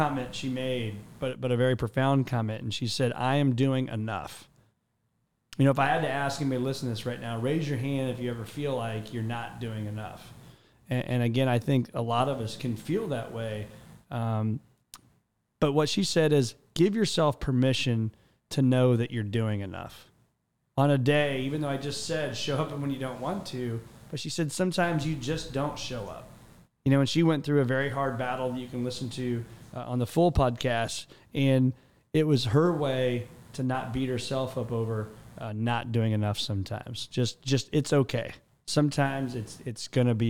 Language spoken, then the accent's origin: English; Mattoon, Illinois, United States; my hometown, Mattoon, Illinois. And I remember growing up as a kid